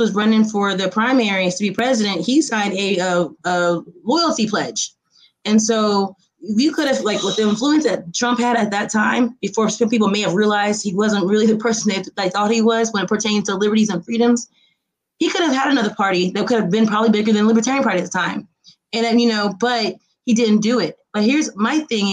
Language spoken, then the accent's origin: English; Indiana, United States; I'm from Indiana.